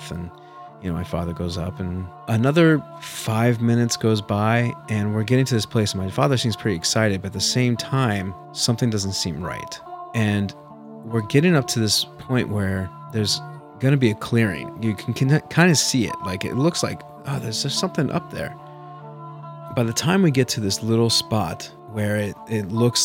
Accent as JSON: {"language": "English", "region": "Nebraska", "country": "United States", "tie": "born or raised there", "said": "my family, when we grew up in Nebraska"}